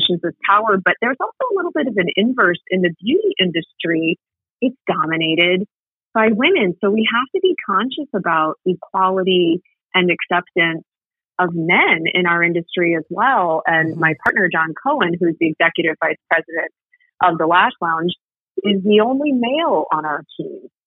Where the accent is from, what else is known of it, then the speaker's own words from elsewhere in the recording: Ann Arbor, Michigan, United States; I grew up in Ann Arbor